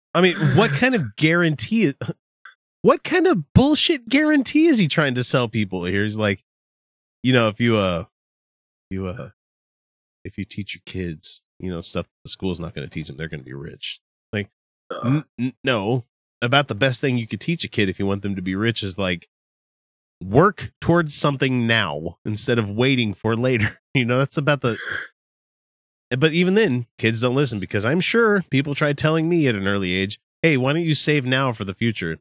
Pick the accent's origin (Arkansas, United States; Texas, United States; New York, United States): Arkansas, United States; now in Utah, United States